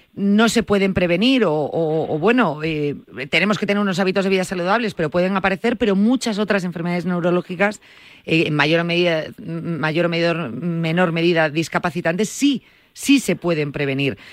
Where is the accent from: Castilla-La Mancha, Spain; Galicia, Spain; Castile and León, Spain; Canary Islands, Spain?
Galicia, Spain; digo como una gallega